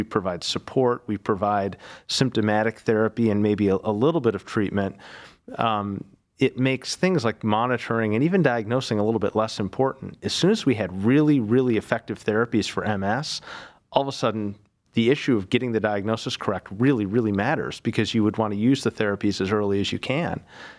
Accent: Buffalo, New York, United States; now in Cleveland, United States; So I'm originally from Buffalo, New York, came to Cleveland almost, I guess, 17 years ago now, did my medical school in Buffalo.

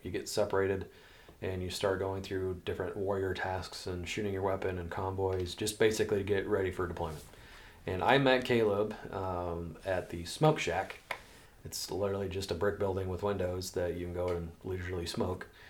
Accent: Des Moines, Iowa, United States; also born or lived in Altoona, Iowa; I grew up in central Iowa and uh, was born and raised in Des Moines

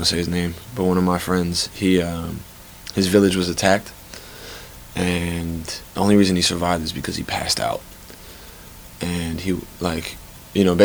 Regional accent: Chicago, Illinois, United States; moved away as an adult; now in Stanford, United States; I'm from Chicago, Illinois, Chicago proper.

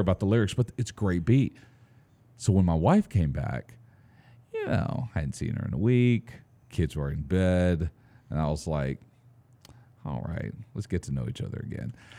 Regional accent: Fairfield, Texas, United States; growing up in Fairfield, Texas, little small town

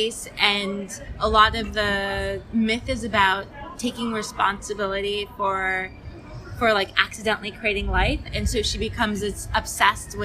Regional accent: Nigeria; I'm from Nigeria

